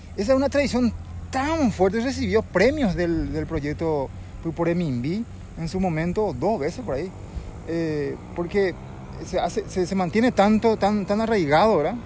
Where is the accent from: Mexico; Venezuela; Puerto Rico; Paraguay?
Paraguay; Yaguarón, Paraguarí; como nací acá en Llevarón, crecí